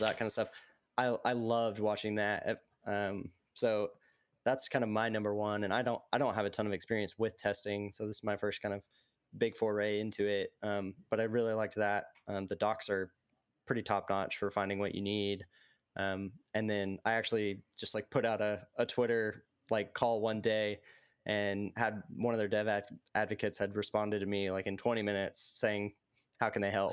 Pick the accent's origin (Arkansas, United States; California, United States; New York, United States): Arkansas, United States; Little Rock; I'm from Little Rock, Arkansas